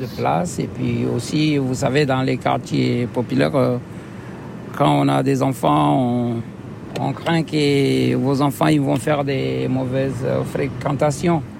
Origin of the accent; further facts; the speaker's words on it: Comoros; now in France; Les Comores, oui. C'est mon pays d'origine. Je suis né là-bas.